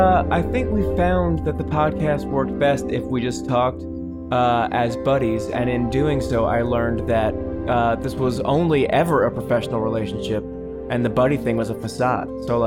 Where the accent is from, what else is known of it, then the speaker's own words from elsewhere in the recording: New Jersey, United States; moved away; I am in my home state of New Jersey.